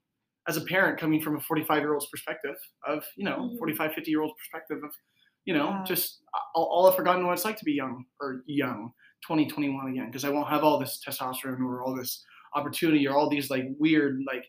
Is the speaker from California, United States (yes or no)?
yes; Corning, California, United States; moved away as an adult; now in Chico, United States; I'm from Northern California, and I was born and raised in a small town called Corning. I moved to Chico last August.